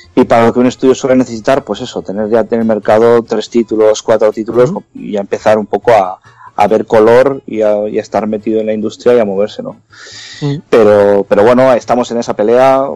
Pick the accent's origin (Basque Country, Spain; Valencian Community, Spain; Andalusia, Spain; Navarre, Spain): Basque Country, Spain; Bilbao; somos seis de Bilbao